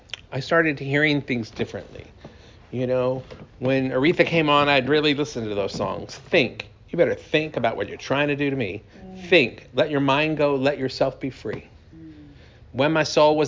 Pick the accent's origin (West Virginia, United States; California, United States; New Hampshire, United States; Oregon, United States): California, United States; Sacramento; moved away as an adult; also born or lived in Detroit, Michigan; now in Austin, United States; Sacramento, California, my hometown